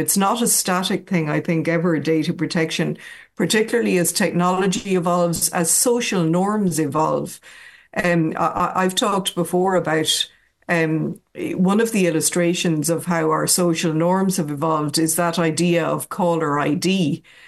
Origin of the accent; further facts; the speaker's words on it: Athlone, Leinster, Ireland; moved away as an adult; now in Dublin, Ireland; I was born and raised in Athlone